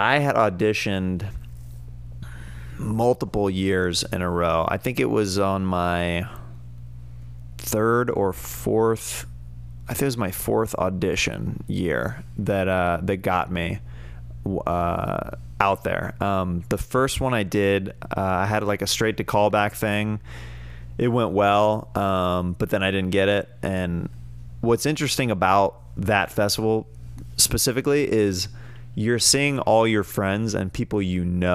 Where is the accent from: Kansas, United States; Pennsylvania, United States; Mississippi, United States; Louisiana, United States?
Kansas, United States; moved away; I'm from Kansas, and I grew up just super into different